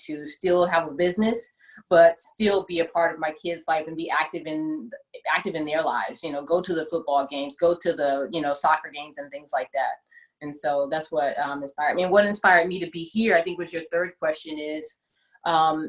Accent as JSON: {"language": "English", "town": "Houston", "region": "Texas", "country": "United States", "moved": "yes", "lives_now": "San Jose, United States", "said": "I'm actually from Houston, Texas. So we got to go in H-Town"}